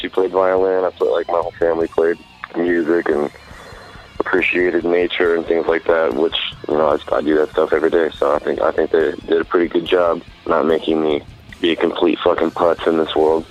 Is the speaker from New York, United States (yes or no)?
no; Salem, Oregon, United States; moved away as an adult; also born or lived in Twin Falls, Idaho; now in Colorado, United States; I'm from Salem, Oregon. Um, I lived there from 1987 to 1991, and then I lived in Twin Falls, Idaho from 1991 to 2002, and I moved back to Salem, Oregon from 2002 until 2011